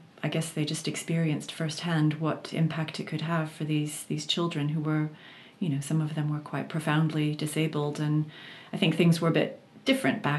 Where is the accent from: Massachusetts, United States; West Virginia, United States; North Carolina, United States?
Massachusetts, United States; Boston; I'm from the Boston area in Massachusetts